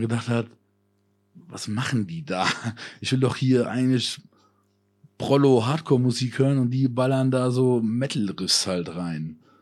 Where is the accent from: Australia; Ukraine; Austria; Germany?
Germany; Koblenz area, Rhineland-Palatinate; moved away; Konzerte in meiner alten Heimat, da waren wir in Koblenz